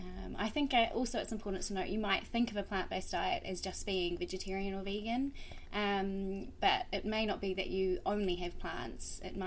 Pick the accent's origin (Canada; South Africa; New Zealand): New Zealand; moved away as an adult; now in London, United Kingdom; Originally, I'm from New Zealand, where I trained at the University of Otago on the South Island. I moved to London 2.5 years ago